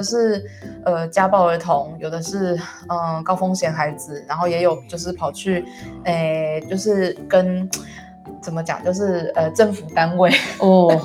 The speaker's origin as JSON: {"language": "Chinese", "country": "Taiwan", "tie": "born or raised there", "also_born_or_lived": "London, United Kingdom", "moved": "as an adult", "said": "我想要回到台湾可以跟我的，嗯，家人或者是我的家乡，就是重新，重新用艺术治疗师的这个身份建立某种关系"}